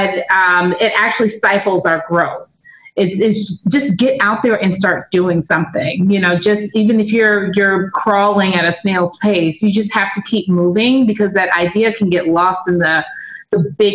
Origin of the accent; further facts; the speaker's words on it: Los Angeles, California, United States; I'm from LA, but I'm from like the Black part